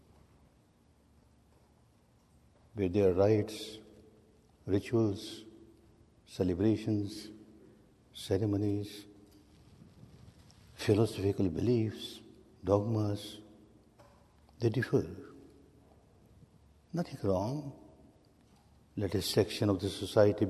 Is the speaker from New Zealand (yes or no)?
no; Myanmar; I was born and brought up in Burma in a very staunch, conservative, Sanatani family